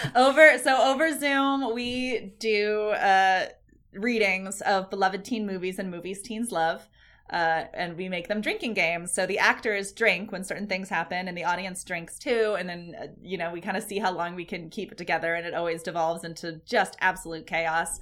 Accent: Ashland, Oregon, United States; here in my hometown in the Rogue Valley

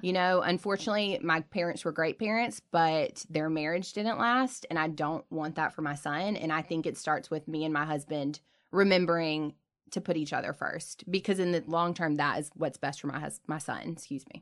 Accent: the South, United States; we grew up in the South.

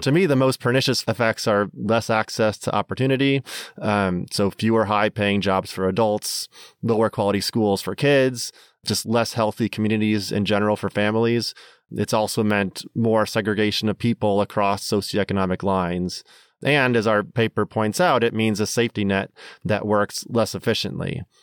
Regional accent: Minnesota, United States; now in Washington, D.C., United States; growing up in Minnesota

